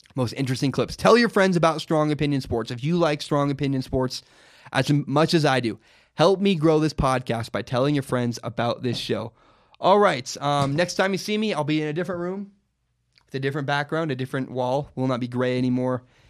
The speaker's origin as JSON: {"language": "English", "town": "Portland", "region": "Oregon", "country": "United States", "tie": "born or raised there", "said": "Portland, Oregon, my hometown."}